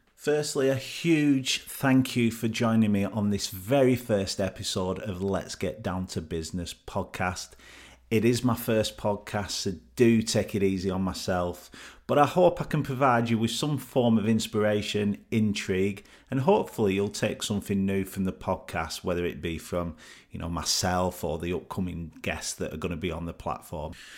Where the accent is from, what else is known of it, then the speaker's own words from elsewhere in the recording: Burnley, North West England, United Kingdom; came back home to my hometown of Burnley to live with my mum